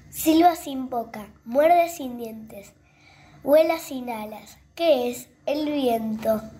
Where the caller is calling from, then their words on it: Villa Quinteros, Tucumán, Argentina; de Villa Quinteros, Tucumán.